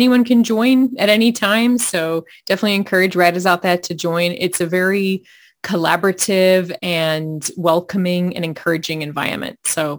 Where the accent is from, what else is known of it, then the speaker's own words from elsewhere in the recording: Australia; Well, you can probably hear part of my story just with my accent. I'm originally from Australia and I've moved around quite a bit